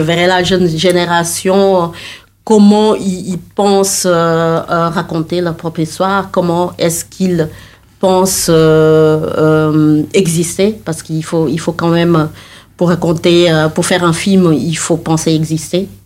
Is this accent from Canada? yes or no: no; Senegal; je viens du Sénégal